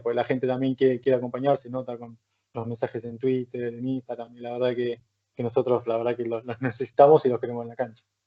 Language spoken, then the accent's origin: Spanish; Argentina; moved away as an adult; now in Palencia, Spain; Los argentinos somos